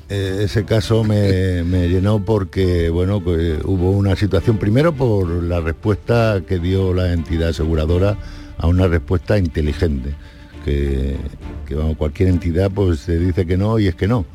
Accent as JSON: {"language": "Spanish", "town": "Madrid", "region": "Community of Madrid", "country": "Spain", "moved": "yes", "said": "la mayoría de mi familia vive allí, en Madrid, soy madrileño"}